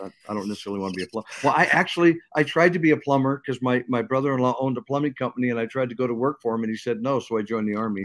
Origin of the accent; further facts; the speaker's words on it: Seattle, Washington, United States; I grew up in Seattle